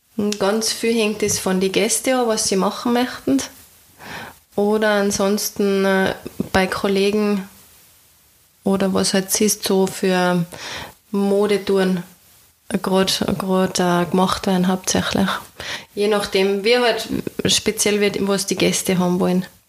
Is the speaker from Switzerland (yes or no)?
no; Austria; das Tal bei uns, die Berge, also auf der anderen Seite den Nationalpark Hohe Dauern